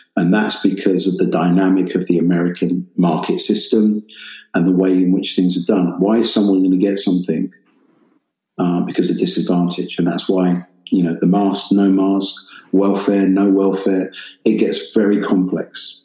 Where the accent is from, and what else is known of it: United Kingdom; accent: British